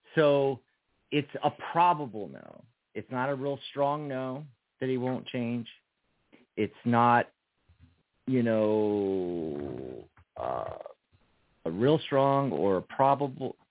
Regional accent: Philadelphia, Pennsylvania, United States; I'm from Philly.

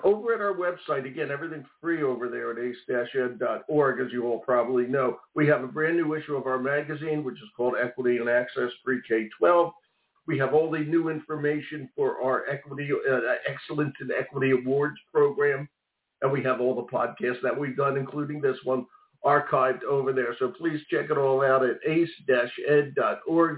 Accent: Maine, United States; Lewiston, Maine, my home state here

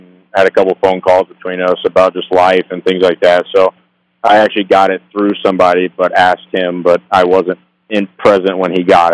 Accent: Pryor, Oklahoma, United States; I grew up in Pryor, Oklahoma

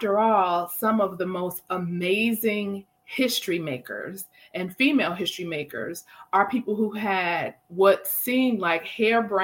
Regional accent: Milwaukee, Wisconsin, United States; I have my girls from Milwaukee, my hometown

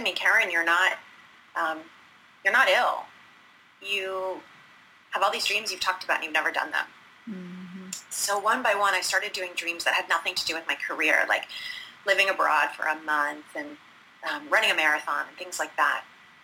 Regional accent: Detroit, Michigan, United States; now in Philadelphia, United States; So I was that little girl growing up in the Midwest. I'm from Detroit, Michigan. And so I grew up in the Midwest

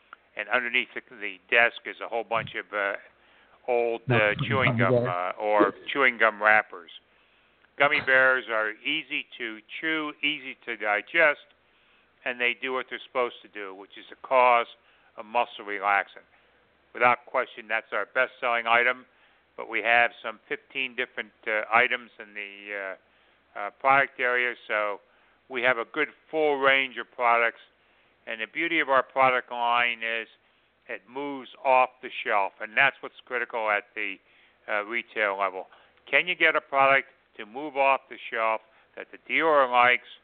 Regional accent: Philadelphia, Pennsylvania, United States; I grew up in the Philadelphia area, and I played sports all my life.

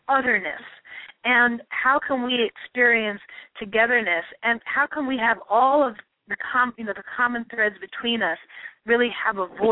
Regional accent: New York City, New York, United States; I'm from Hollis, Queens, repping Hollis, Queens, what? And, right? So I identify as a Black woman, you know, born and raised in New York

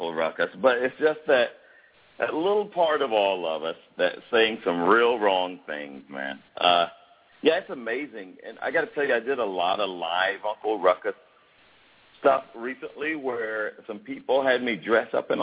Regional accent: Fayetteville, Georgia, United States; I grew up in the South and around my dad's friends

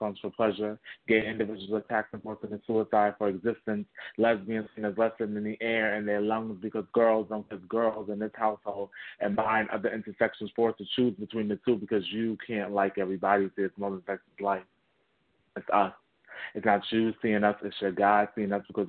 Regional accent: New York City, New York, United States; I'm born and raised in Bronx, New York City

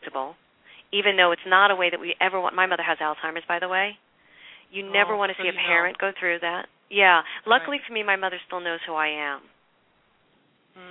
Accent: New York City, New York, United States; I'm from Brooklyn.

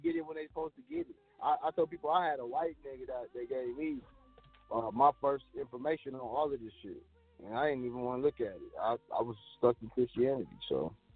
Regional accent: Kansas City, United States; I grew up in Kansas City on the north side of town

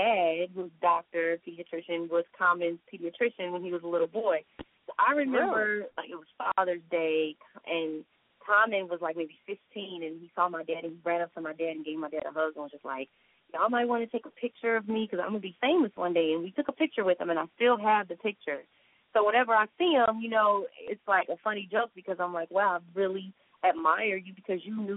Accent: Chicago, Illinois, United States; moved away; I'm from Chicago

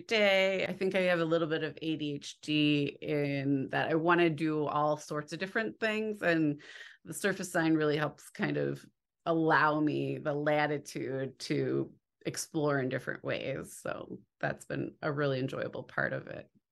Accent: near Chicago, Illinois, United States; I grew up near Chicago, so I grew up by the Art Institute

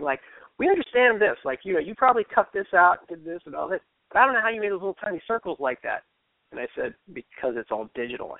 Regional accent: Fairfax, Virginia, United States; now in Baltimore, United States; I grew up in Fairfax

